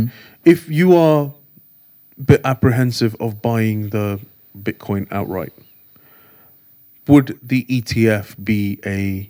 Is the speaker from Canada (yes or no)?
no; India; Like, I'm Indian. We know about Gujaratis, right?